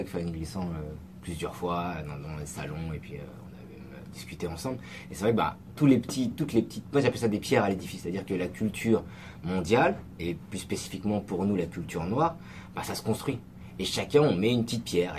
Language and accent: French; France; also born or lived in Senegal; on est français, on est francophone